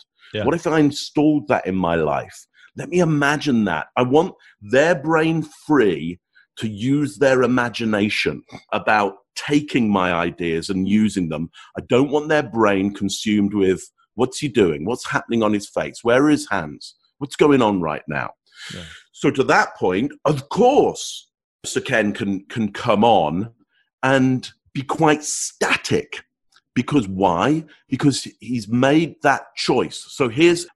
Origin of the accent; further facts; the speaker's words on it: England, United Kingdom; first language English; being English, there's only one language that I speak.